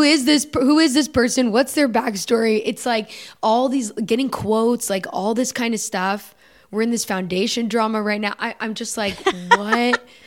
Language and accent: English; United States; I'm American